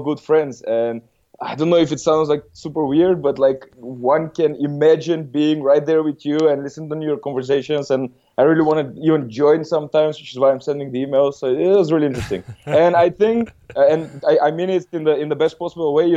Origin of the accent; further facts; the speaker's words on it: North Macedonia; moved away as an adult; now in Germany; originally I come from Macedonia, but I've been living in Germany for the last 10 years